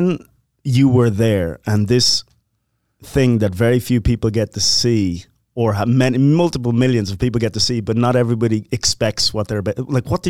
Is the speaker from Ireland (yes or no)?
yes; Dublin, Leinster, Ireland